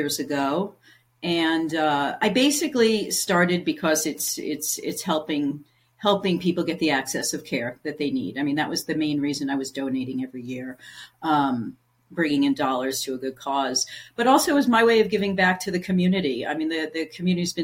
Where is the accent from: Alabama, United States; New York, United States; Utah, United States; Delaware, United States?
New York, United States; moved away as an adult; now in New Mexico, United States; I'm a New Yorker